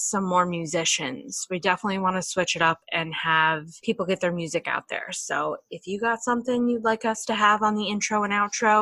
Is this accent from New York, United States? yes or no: yes; New York, United States; accent: New Yorker; my New Yorker accent